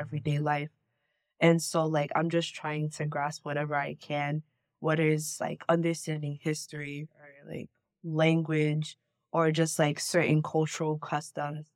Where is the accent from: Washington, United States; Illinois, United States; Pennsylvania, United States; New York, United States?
New York, United States; New York City; I'm from the Bronx, New York, born and raised, but my entire family is from Ghana